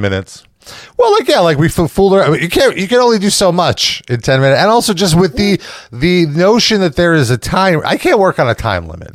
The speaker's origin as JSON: {"language": "English", "region": "New York", "country": "United States", "said": "being from New York"}